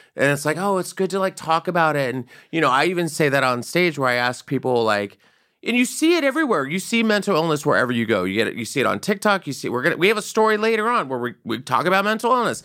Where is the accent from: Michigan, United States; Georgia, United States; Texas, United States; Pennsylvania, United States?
Texas, United States; San Antonio; born or raised there